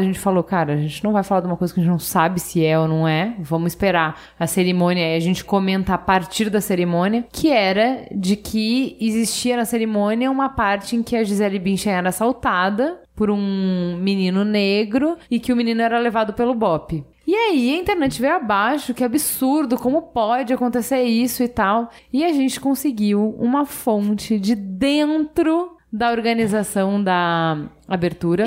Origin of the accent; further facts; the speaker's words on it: Brazil; orgulhosa de ser brasileira